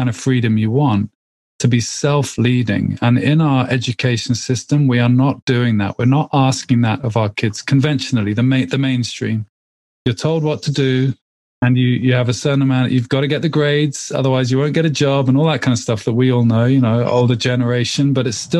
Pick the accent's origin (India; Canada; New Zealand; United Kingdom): United Kingdom; England; I live in the UK. I'm English, obviously.